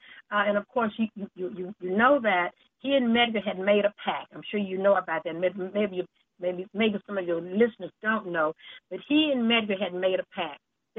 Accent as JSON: {"language": "English", "town": "Canton", "region": "Mississippi", "country": "United States", "tie": "born or raised there", "said": "the first black mayor of my hometown of Canton"}